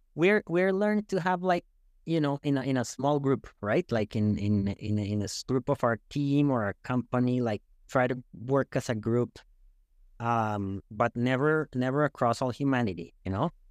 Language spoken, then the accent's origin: English; Bogotá, Colombia; moved away as an adult; also born or lived in Canada / United States; now in Toronto, Canada; I'm from Bogotá